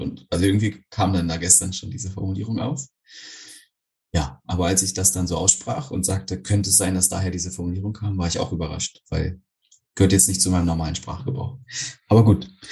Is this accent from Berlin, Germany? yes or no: yes; Berlin, Germany; So als Berliner